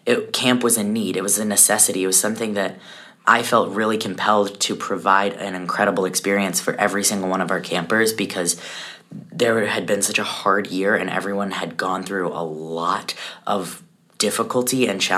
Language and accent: English; Colorado, United States; I am from Colorado.